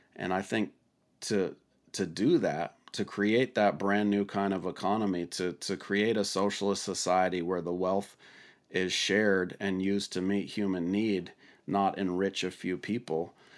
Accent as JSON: {"language": "English", "region": "Washington", "country": "United States", "tie": "born or raised there", "said": "my home state of Washington"}